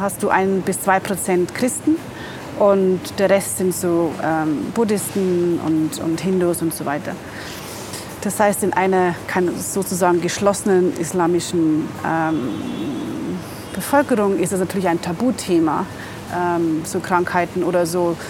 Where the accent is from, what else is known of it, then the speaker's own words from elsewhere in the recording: near Regensburg, Bavaria, Germany; moved away as an adult; now in Dakar, Senegal; Ursprünglich bin ich aus Bayern, bei Regensburg.